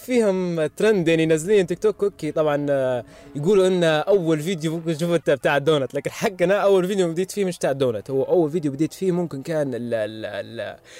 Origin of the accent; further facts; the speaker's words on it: Libya; هنا عندنا في ليبيا